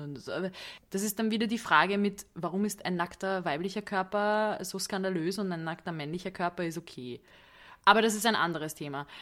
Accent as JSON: {"language": "German", "region": "Budapest", "country": "Hungary", "tie": "born or raised there", "moved": "yes", "said": "ich liebe Budapest. Das ist meine Heimatstadt"}